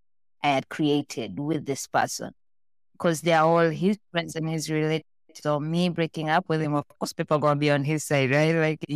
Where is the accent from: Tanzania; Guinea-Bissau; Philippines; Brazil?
Tanzania; born there; moved away; also born or lived in Malaysia; I was born in Tanzania, that's in East Africa, but I was raised around the world. I moved around and lived in different countries.